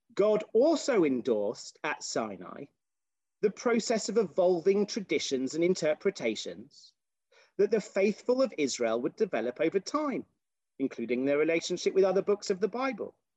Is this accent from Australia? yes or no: no; United Kingdom; as a British person